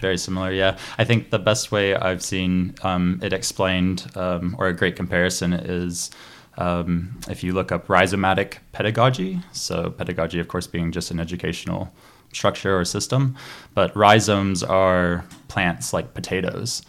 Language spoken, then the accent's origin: English; Chattanooga, Tennessee, United States; I grew up near Chattanooga, Tennessee